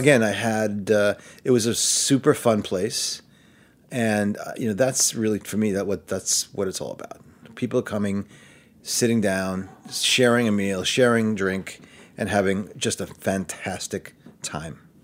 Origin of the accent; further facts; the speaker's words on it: New York City, New York, United States; moved away as an adult; also born or lived in Manhattan, New York; I'm from Brooklyn, and I've lived in Manhattan since college